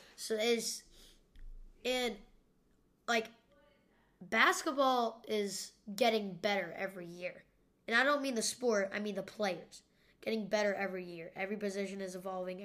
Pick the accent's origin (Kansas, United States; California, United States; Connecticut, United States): Kansas, United States; I was born in Kansas